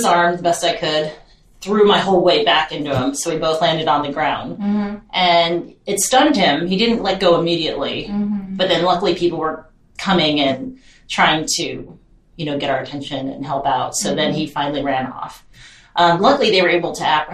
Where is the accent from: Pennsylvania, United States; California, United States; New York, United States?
California, United States; Long Beach; I grew up in Long Beach, California